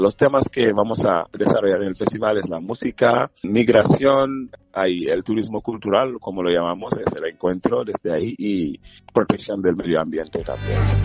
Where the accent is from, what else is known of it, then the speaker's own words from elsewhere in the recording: Senegal; now in Spain; como africanos y senegaleses